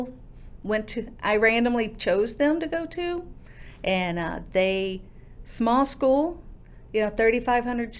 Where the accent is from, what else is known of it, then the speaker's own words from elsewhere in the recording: Duncan, Oklahoma, United States; moved away; I'm from Duncan, Oklahoma, a small town in southwest corner